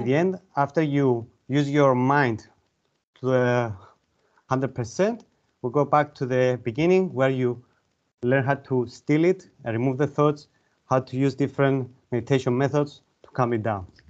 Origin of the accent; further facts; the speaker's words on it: Larnaca, Larnaca District, Cyprus; moved away as an adult; now in Limassol, Cyprus; Originally, I'm from Larnaca, uh, but I live in Limassol the last um, eight years now